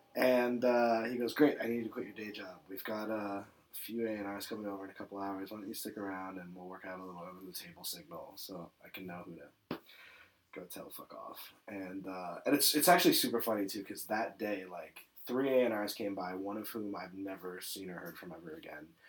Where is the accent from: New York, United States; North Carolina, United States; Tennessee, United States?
New York, United States; New York City; I was born in New York City. Uh, born and raised.